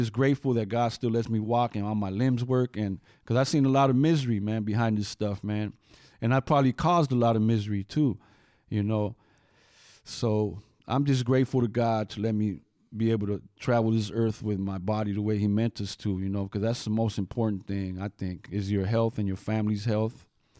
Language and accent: English; West Coast, United States; So, you know, so Lucky says East Coast rap. I'm from the West Coast.